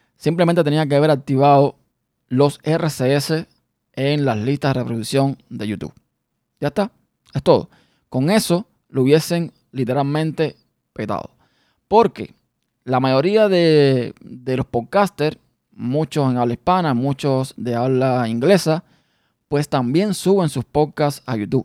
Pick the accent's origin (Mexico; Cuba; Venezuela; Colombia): Cuba; now in United States; salimos de nuestro país, de Cuba, y llegamos a los Estados Unidos